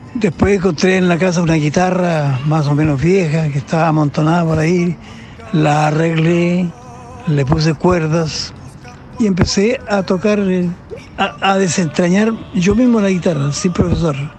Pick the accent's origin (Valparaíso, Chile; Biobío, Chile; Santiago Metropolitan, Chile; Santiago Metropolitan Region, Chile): Biobío, Chile; Nacimiento; moved away; Nacimiento donde yo nací